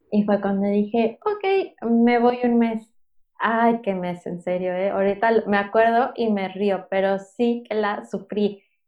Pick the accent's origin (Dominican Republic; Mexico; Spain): Mexico; Mexico City; moved away as an adult; now in Playa del Carmen, Mexico; yo soy originaria de la Ciudad de México